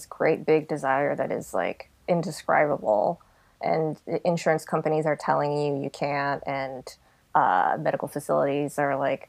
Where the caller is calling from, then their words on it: Yonkers, New York, United States; I'm calling from Yonkers, New York.